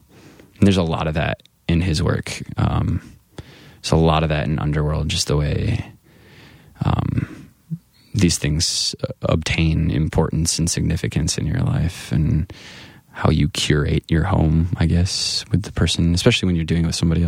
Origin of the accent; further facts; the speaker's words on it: Grand Rapids, Michigan, United States; I moved just in my hometown of Grand Rapids.